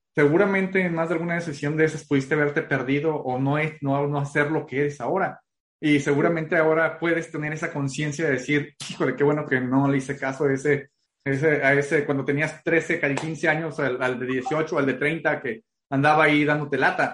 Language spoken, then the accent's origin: Spanish; Guadalajara, Jalisco, Mexico; also born or lived in Tepic; now in Tijuana, Mexico; yo vengo corriendo de Guadalajara y que algún tiempo viví en Tepic